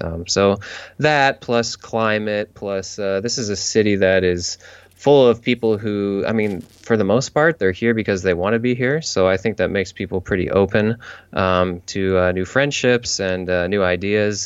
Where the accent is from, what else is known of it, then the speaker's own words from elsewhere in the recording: St. Louis, Missouri, United States; moved away as an adult; now in San Diego, United States; I grew up in St. Louis